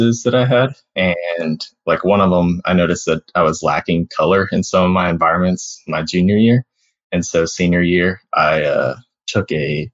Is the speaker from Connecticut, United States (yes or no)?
no; Alabama, United States; moved away as an adult; also born or lived in Florida; I grew up in Alabama